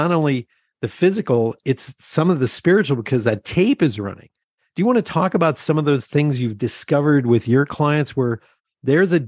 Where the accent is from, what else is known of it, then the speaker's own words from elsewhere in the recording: Lebanon, Pennsylvania, United States; I grew up in Lebanon, Pennsylvania, surrounded by farmers.